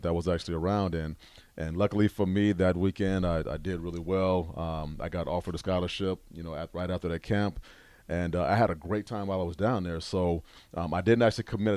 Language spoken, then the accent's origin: English; Omaha, Nebraska, United States; 402 is home, man. I'm from, North Omaha. Born and raised the Benson neighborhood